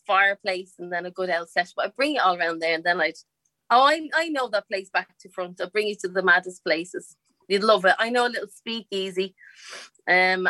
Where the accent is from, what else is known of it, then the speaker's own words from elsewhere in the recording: Dublin, Leinster, Ireland; I grew up in a place called the Liberties